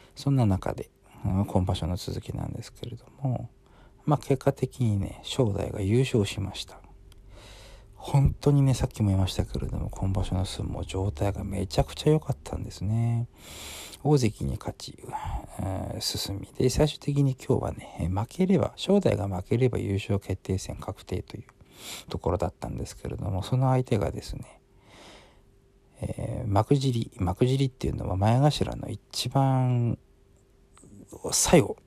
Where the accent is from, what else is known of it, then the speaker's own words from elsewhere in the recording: Sapporo, Hokkaido, Japan; 私札幌の人間ですから